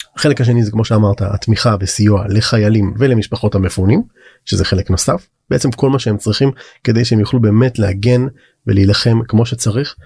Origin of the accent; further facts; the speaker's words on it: Israel; הרבה מהציבור החרדי היום, שאנחנו, נולדנו פה